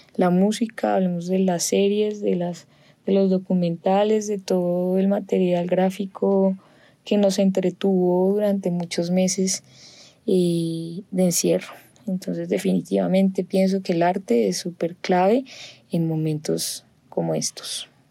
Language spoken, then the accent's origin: Spanish; Bogotá, Colombia; yo nací en Bogotá, crecí en un ambiente muy bonito